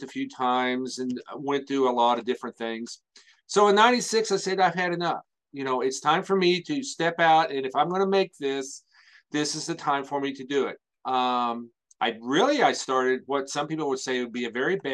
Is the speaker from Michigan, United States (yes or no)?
no; Salem, Indiana, United States; Out in a little bitty area there, grew up here, went to high school here